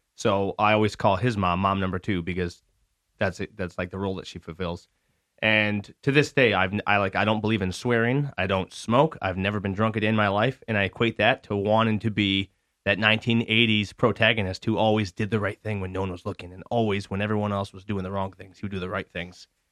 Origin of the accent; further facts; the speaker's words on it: Lapeer, Michigan, United States; also born or lived in Lakeville, Michigan; So that was my first year here in Lapeer. We moved here from Lakeville